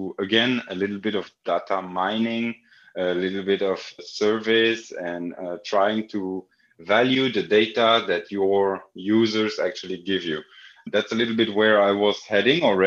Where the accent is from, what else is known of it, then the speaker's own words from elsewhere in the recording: Belgium; I grew up in Belgium and played football a lot